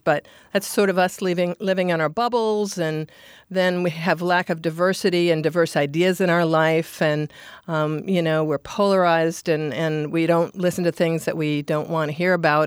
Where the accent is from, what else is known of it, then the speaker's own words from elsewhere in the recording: Minnesota, United States; now in Anchorage, United States; I'm from Minnesota, and Minnesota nice is how I sort of grew up.